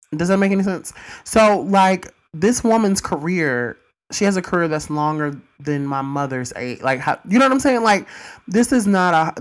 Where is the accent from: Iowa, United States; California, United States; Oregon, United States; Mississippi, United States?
Mississippi, United States; my hometown, Mississippi